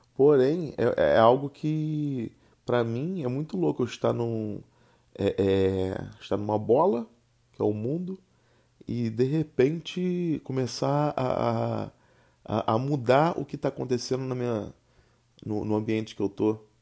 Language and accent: Portuguese; Rio de Janeiro, Brazil; accent: carioca; eu não escolhi ter o sotaque carioca. Eu simplesmente tenho um sotaque carioca.